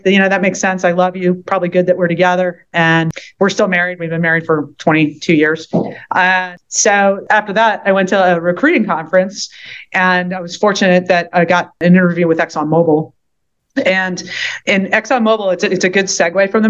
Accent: Philadelphia, Pennsylvania, United States; moved away; also born or lived in Southeast Louisiana; I'm from Philadelphia, and my parents are getting a little older

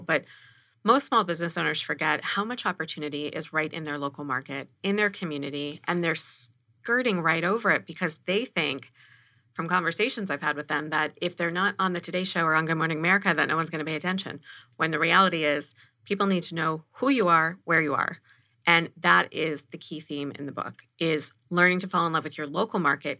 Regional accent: Los Angeles, California, United States; now in Arizona, United States; growing up in Los Angeles and my generation

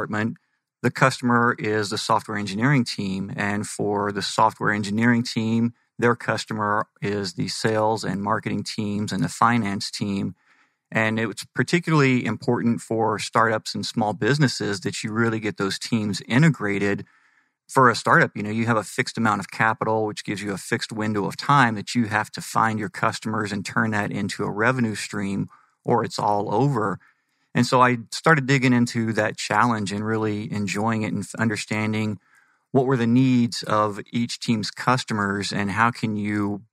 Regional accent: Texas, United States; moved away as an adult; now in Arizona, United States; Born and raised in Texas, and then the day that I hit 18, took off traveling the United States

